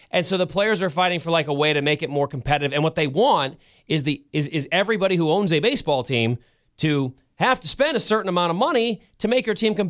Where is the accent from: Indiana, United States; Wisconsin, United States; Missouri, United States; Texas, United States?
Missouri, United States; the reason I picked May is because my hometown Cardinals happened to be visiting San Francisco in May